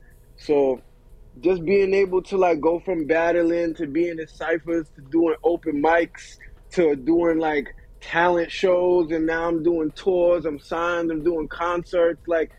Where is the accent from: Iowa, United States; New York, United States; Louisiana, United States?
New York, United States; New York City; also born or lived in London, United Kingdom; Like, I was born in London. I came to New York when I was 2. I lived in Queens. Then I moved to Elmont, Long Island.